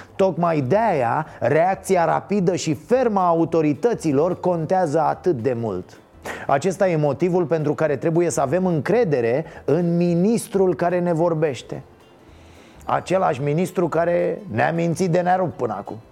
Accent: Romania; ca român

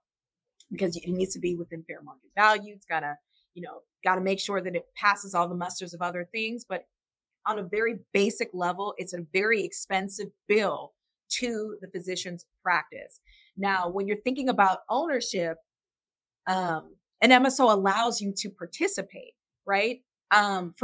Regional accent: Illinois, United States; I'm from Illinois

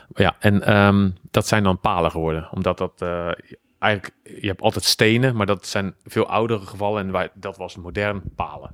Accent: Schiedam, South Holland, Netherlands; ik kom uit Schiedam, Rotterdam

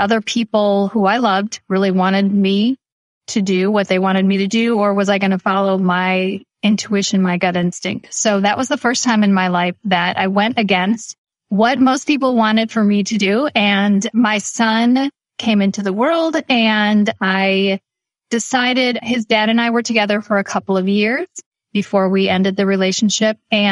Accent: Midwest, United States; I was born and raised in the Midwest

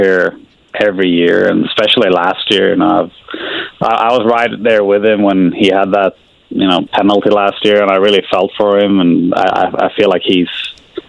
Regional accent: Sweden; now in Indianapolis, United States; there's a lot of lakes where I grew up in Sweden

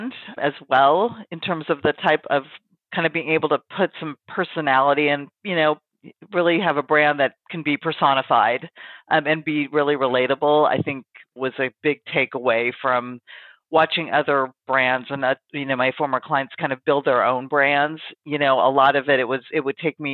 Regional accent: Pacific Northwest, United States; I've kind of born and raised in the Pacific Northwest, which is where I've spent all of my life.

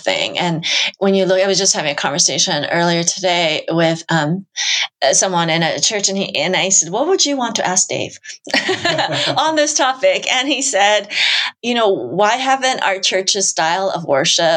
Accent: United States; I'm Asian American

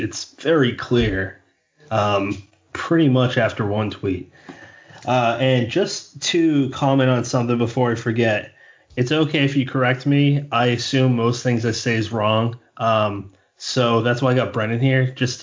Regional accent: Massachusetts, United States; I come from Massachusetts.

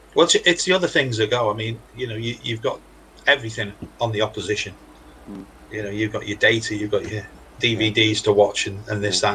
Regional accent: Wales, United Kingdom; obviously I'm a Welshman

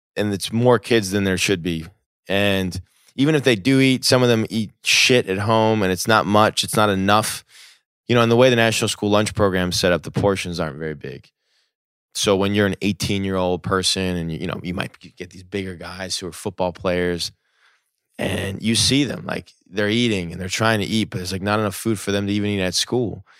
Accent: New Jersey, United States; I grew up in New Jersey.

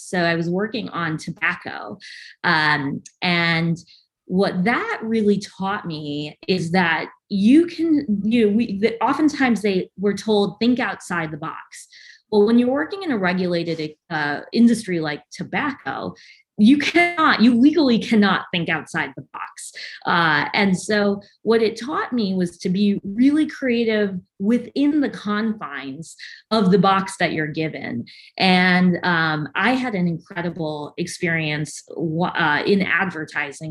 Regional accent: outside Chicago, Illinois, United States; moved away as an adult; now in Tampa, United States; I grew up outside of the city of Chicago, about an hour west of Chicago

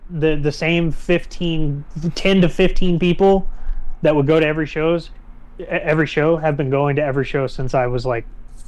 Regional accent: Lubbock, Texas, United States; because I'm from Lubbock, it's like 6 hours away.

